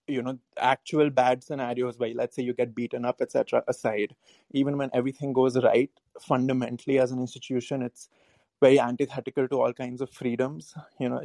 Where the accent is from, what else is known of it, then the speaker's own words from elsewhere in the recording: India; I'm from India